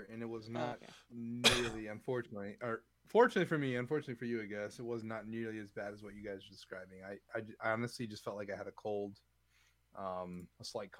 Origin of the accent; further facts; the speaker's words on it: Wisconsin, United States; moved away; I'm from Wisconsin, so I have my, you know, my hot blood.